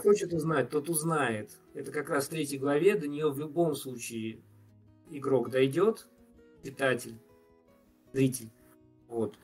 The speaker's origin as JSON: {"language": "Russian", "region": "Tatarstan", "country": "Russia", "said": "Я, поскольку из Татарстана"}